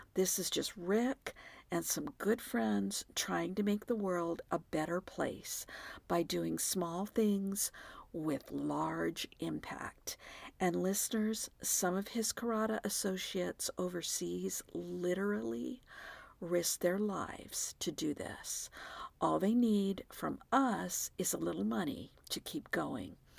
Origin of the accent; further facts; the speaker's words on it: Texas, United States; moved away; I'm from Texas